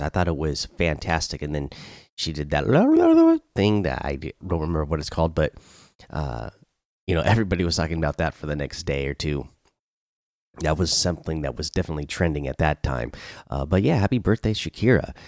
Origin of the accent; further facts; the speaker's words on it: Washington, United States; here in my home state and in Olympia